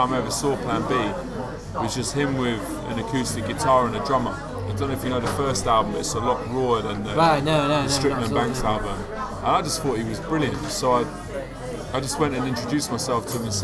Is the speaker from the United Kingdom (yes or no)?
yes; London, United Kingdom; I'm from London, but my wife's from Cottingham